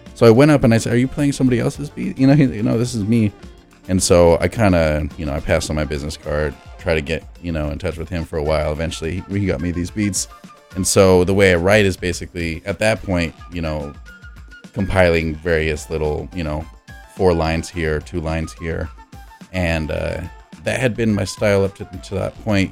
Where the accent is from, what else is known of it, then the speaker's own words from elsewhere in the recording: Los Angeles, California, United States; also born or lived in New Mexico; I was born in New Mexico, left around six years old, and so I was living most of my life, you know, six to eighteen, um, in Los Angeles